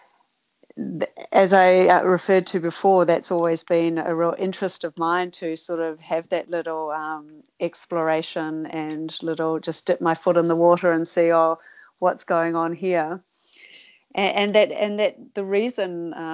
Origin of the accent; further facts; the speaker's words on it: Sydney, New South Wales, Australia; when I grew up in Sydney